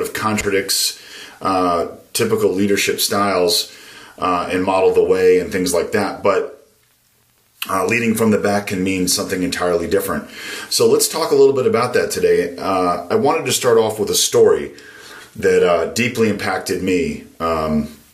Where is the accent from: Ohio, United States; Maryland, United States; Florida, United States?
Maryland, United States; Growing up in Maryland was a really great place